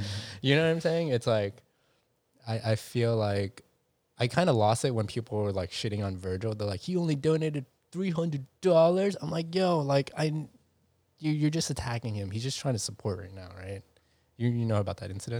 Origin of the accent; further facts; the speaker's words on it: New York City, New York, United States; me growing up in New York City